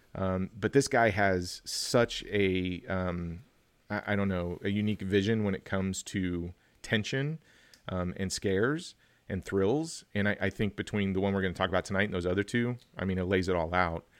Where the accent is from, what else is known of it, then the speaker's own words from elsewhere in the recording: Kansas, United States; my home state, Kansas